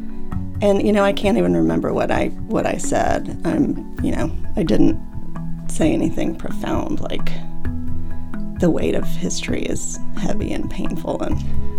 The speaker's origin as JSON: {"language": "English", "region": "North Carolina", "country": "United States", "also_born_or_lived": "Boston", "said": "told them that I was from North Carolina."}